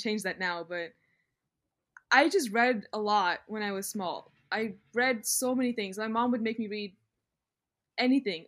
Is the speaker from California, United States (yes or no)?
no; Virginia, United States; moved away as an adult; now in Atlanta, United States; I am from Denver, Virginia, which is six hours away from Atlanta, Georgia.